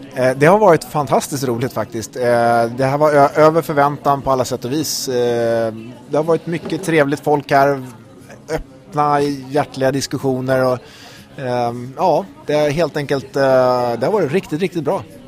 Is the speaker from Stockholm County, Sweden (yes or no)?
yes; Stockholm, Stockholm County, Sweden; jag är författare från eh, Stockholm, eh, trebarnsfar och 41 år